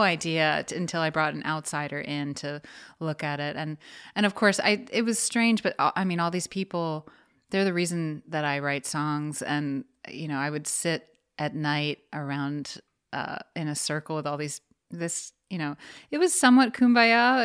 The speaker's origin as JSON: {"language": "English", "town": "New York City", "region": "New York", "country": "United States", "tie": "born or raised there", "also_born_or_lived": "Atlantic City", "said": "I'm in the house right now where I grew up. and it's on the Upper West Side"}